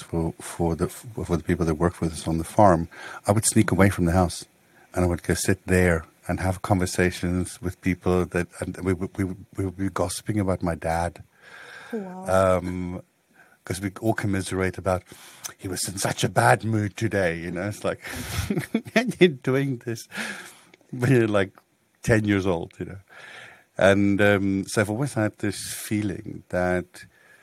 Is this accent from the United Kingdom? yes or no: no; Botswana; I grew up close to Gaborone and on a rural community there.